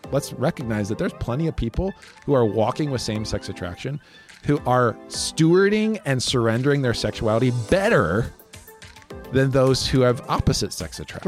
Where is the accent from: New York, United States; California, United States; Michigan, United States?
Michigan, United States; West; I grew up in West Michigan